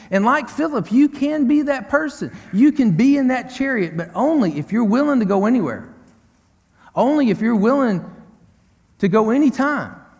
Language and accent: English; Tyler, Texas, United States; Tyler, Texas, my hometown